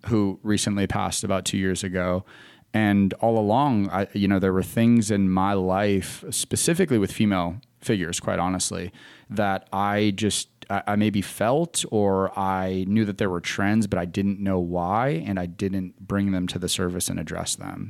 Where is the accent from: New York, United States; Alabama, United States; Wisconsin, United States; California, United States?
Wisconsin, United States; moved away as an adult; now in Charlotte, United States; I was born and raised in Wisconsin, uh, moved to Charlotte because I wanted to get out of the winter.